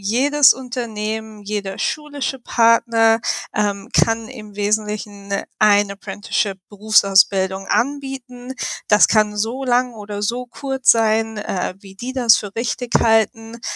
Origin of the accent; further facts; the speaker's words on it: Mainz, Rhineland-Palatinate, Germany; moved away as an adult; now in Chicago, United States; Ich ähm, wohne in Chicago schon seit mittlerweile jetzt ziemlich genau vier Jahre. Ich bin mit meinem Mann hier hingezogen, ähm, komme ursprünglich aus Mainz